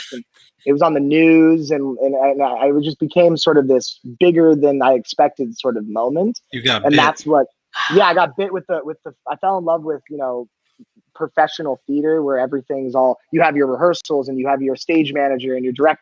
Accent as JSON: {"language": "English", "town": "San Diego", "region": "California", "country": "United States", "tie": "born or raised there", "said": "I grew up in San Diego"}